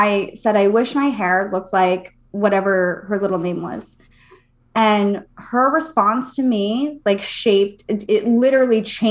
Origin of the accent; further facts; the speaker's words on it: Fort Myers, Florida, United States; also born or lived in Palm Springs, California; And then I moved to Florida, Fort Myers.